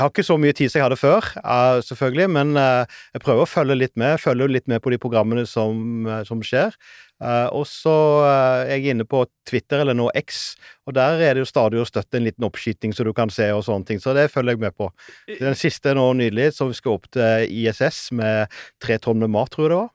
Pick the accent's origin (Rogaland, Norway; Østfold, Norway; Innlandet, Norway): Rogaland, Norway; Sauda; det lokale biblioteket hjemme i Sauda